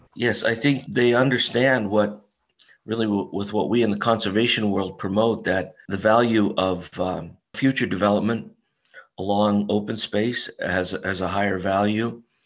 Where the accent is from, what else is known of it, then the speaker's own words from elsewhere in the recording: Carbon County, Pennsylvania, United States; I was born and raised in Carbon County, worked in Carbon County.